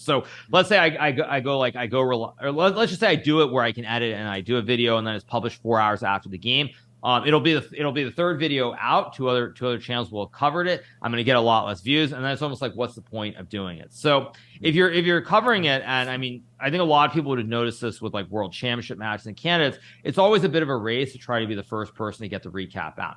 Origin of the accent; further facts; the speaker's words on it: United States; we're both Americans